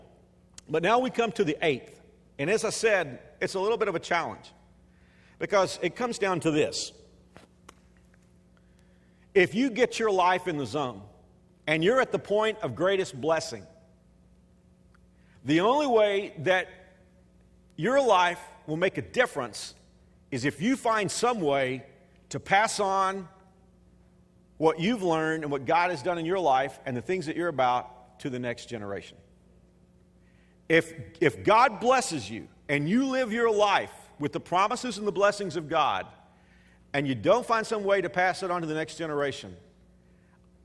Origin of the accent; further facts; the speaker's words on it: Texas, United States; moved away as an adult; now in Wichita, Kansas, United States; I'm a Texan